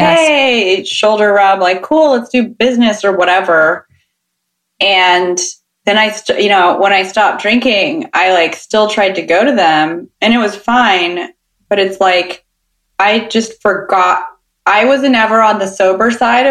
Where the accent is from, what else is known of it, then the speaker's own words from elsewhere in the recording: Sacramento, California, United States; I'm from Sacramento